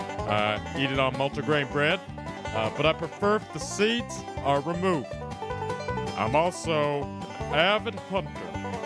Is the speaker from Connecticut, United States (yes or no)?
no; Wrentham, Massachusetts, United States; now in Minneapolis, United States; I'm 52 years old, and I'm from Rentham, Massachusetts. This is my first time living in the big city of Minneapolis.